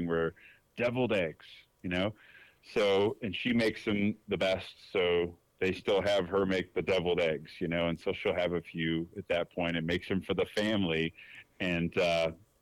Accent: Detroit, Michigan, United States; now in Dallas, United States; I'm from Detroit, right? I live in Dallas

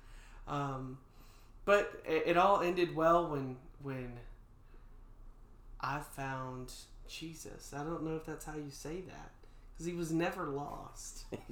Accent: North Georgia, United States; I was born and raised in North Georgia

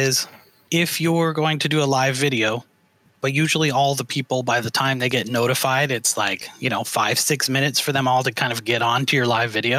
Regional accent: Canada; moved away as an adult; now in United States; I came to the U.S. about the same time you did, because I'm from Canada originally

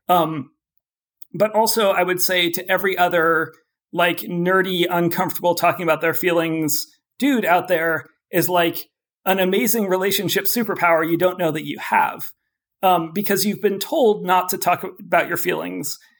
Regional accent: Oakland, California, United States; I grew up in Oakland, California

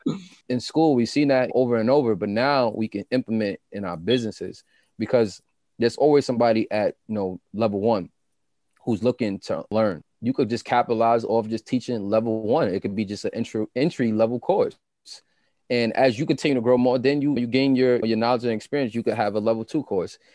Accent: New York City, New York, United States; I'm a kid from Queens. Like, I grew up in Southside. I grew up in Jamaica.

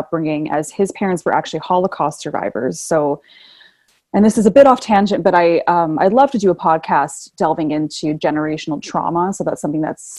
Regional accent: North Vancouver, British Columbia, Canada; also born or lived in Toronto, Canada; I grew up in North Vancouver, British Columbia. So beautiful British Columbia, Canada. But I actually I was born in Toronto, Toronto, Canada.

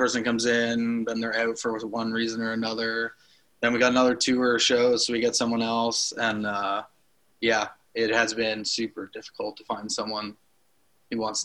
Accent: Toronto, Ontario, Canada; we're from Toronto area, so around here

